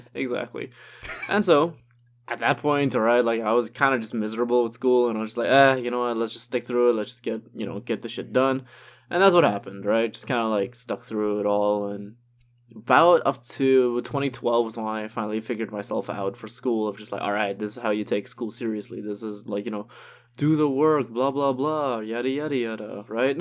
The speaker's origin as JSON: {"language": "English", "country": "Trinidad & Tobago", "tie": "born or raised there", "moved": "as an adult", "lives_now": "Toronto, Canada", "said": "me growing up in Trinidad"}